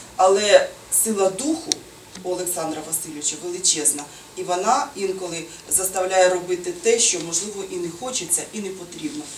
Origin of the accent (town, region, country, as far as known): Sumy, Sumy Oblast, Ukraine